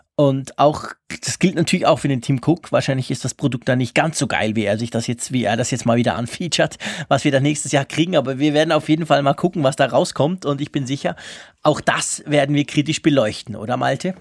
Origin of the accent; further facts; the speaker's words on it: Switzerland; ich bin ja Schweizer, ich kann auch kein Deutsch